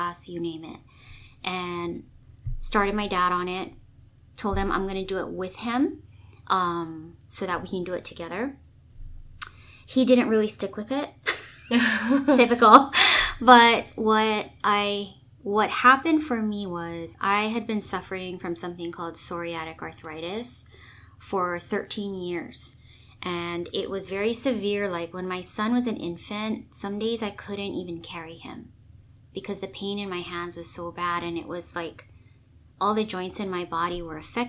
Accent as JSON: {"language": "English", "region": "Hawaii", "country": "United States", "tie": "born or raised there", "also_born_or_lived": "Los Angeles, California", "moved": "as an adult", "said": "local girl, born and raised in Hawaii"}